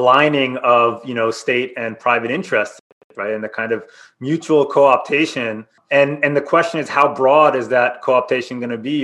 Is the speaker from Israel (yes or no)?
yes; Israel; moved away; I'm from Israel originally